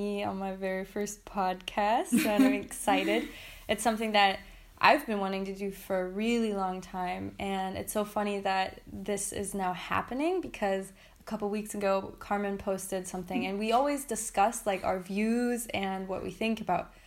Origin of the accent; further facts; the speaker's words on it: Berlin, Germany; So I come from Berlin